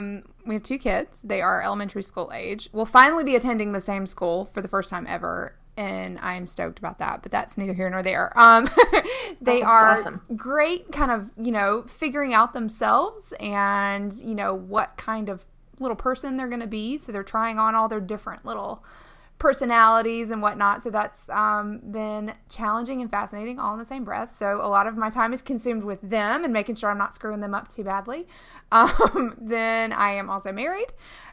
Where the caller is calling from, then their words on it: Fayetteville, North Carolina, United States; I'm calling in from lovely Fayetteville, North Carolina